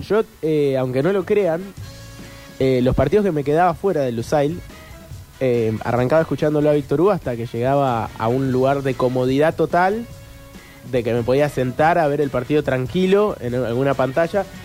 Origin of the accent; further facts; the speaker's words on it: Argentina; como éramos argentinos